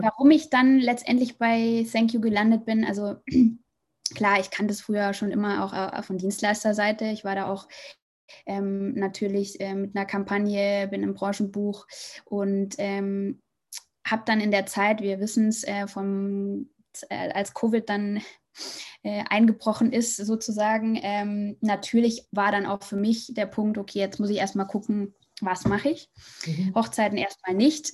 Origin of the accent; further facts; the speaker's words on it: Munich, Bavaria, Germany; moved away as an adult; also born or lived in Hamburg; now in Madrid, Spain; also ich komme eigentlich ähm, aus München